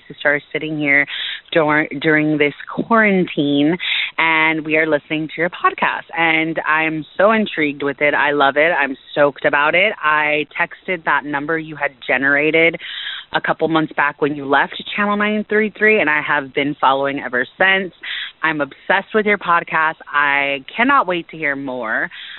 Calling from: San Diego, California, United States; I am calling from San Diego, California.

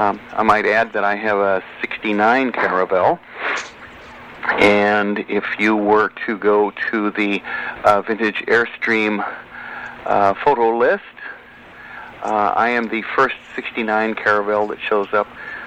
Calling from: Santa Monica, California, United States; I'm calling you from Santa Monica, California.

